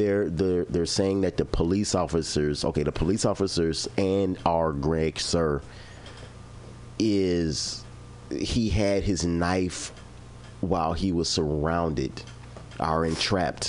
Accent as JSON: {"language": "English", "town": "Chicago", "region": "Illinois", "country": "United States", "said": "I'm from Chicago"}